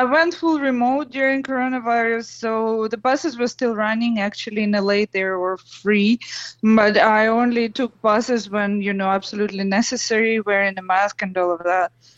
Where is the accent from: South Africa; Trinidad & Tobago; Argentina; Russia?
Russia; English is a second language; moved away as an adult; now in Los Angeles, United States; I'm originally from Russia and I'm almost 20 years in the US now.